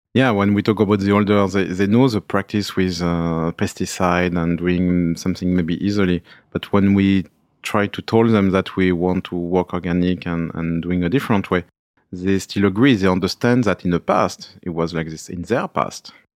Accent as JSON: {"language": "French", "country": "France", "said": "chez nous, en Val-de-Loire"}